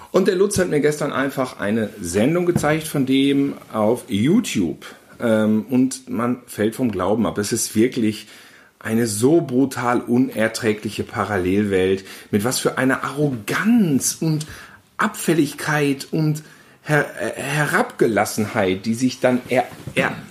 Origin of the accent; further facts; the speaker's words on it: Gütersloh, North Rhine-Westphalia, Germany; ja, äh, ich aufgewachsen in Gütersloh, er in München, ähm, selbes Alter, fast ein bisschen jünger